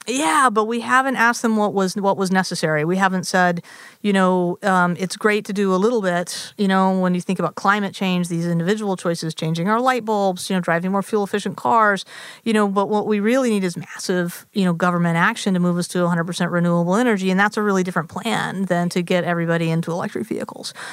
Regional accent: Nashville, Tennessee, United States; moved away; also born or lived in Massachusetts; I grew up in Nashville, Tennessee, in the conservative South.

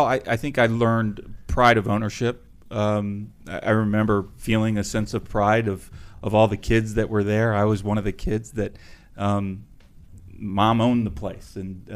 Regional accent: Potomac, Maryland, United States; also born or lived in Upper Marlboro, Maryland; I grew up, until I was in third grade, I grew up in Prince George's County in Upper Marlboro, Maryland. Then I moved to Potomac, Maryland.

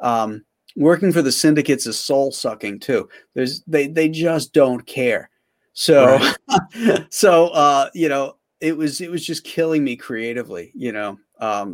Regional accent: United States; I'm an American.

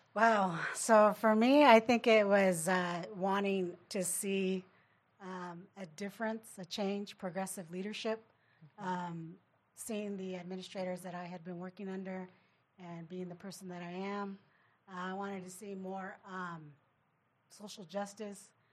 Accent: Riverside, California, United States; I actually have family members who went to continuation where I grew up in Riverside

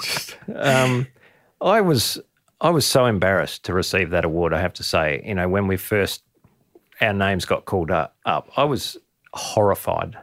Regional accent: Adelaide, South Australia, Australia; as a kid, I grew up in Adelaide in the city

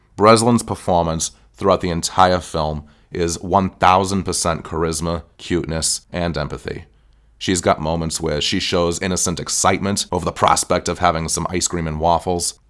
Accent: United States; I'm American

